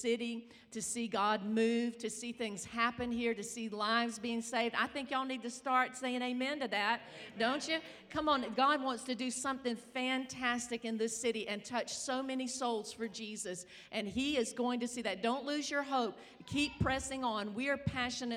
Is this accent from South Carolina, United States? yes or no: yes; South Carolina, United States; I'm from South Carolina